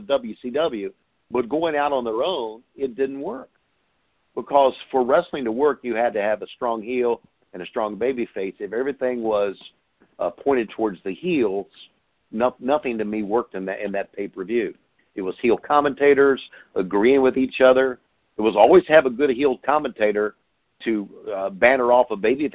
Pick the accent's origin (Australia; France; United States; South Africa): United States; Virginia; I grew up in Virginia